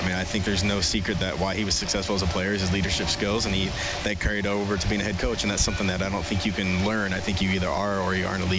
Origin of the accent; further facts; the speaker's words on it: Great Falls, Montana, United States; now in Edmonton, Canada; I'm from Montana, as I keep saying, so the late nights and having it be light out at 10:30 reminds me of Great Falls, Montana.